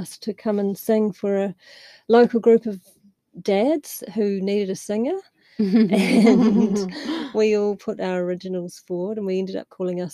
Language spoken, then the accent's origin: English; Bay of Plenty, New Zealand; I'm from New Zealand. Mm. I grew up near Katikati and Pahoia, so the Bay of Plenty area